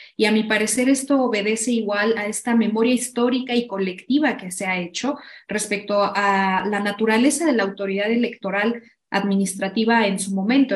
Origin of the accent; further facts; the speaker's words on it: Mexico; hemos generado como sociedad mexicana